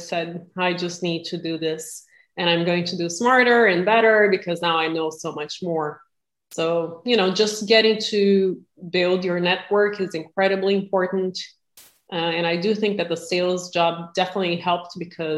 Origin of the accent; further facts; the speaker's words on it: Brazil; moved away as an adult; now in United States; I'm originally from Brazil and was blessed enough to come to the U.S. when I was 18, 20 years ago